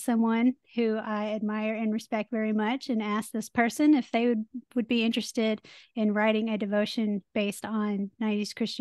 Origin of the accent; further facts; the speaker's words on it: Nashville, Tennessee, United States; I am born and raised in the Nashville area